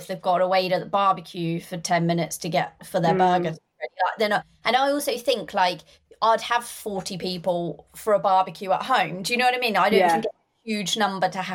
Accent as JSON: {"language": "English", "town": "Norwich", "region": "East of England", "country": "United Kingdom", "moved": "yes", "lives_now": "Northamptonshire, United Kingdom", "said": "I'm from Norfolk, in Norwich."}